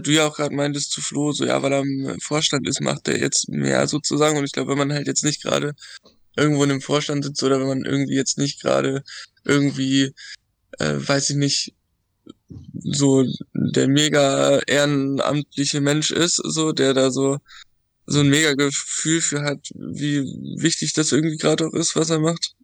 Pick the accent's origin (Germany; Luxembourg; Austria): Germany; Dithmarschen, Schleswig-Holstein; ich komme aus so einem, aus Dithmarschen, also da aus einem kleinen Dorf